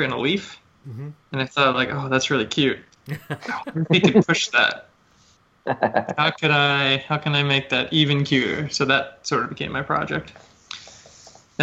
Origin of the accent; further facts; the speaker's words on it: California, United States; moved away as an adult; I'm from California